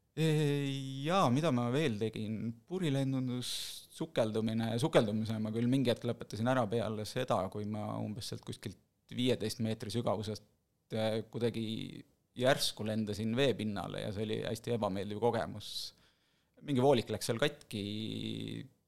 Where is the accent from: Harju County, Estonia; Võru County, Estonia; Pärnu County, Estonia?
Võru County, Estonia; Võru; moved away as an adult; also born or lived in Tallinn; now in Viimsi, Estonia; ma kolisin mingi hetk Võrust, kus ma olen sündinud, kasvanud, esimesed kakskümmend kuus või kakskümmend seitse aastat elasingi Võrus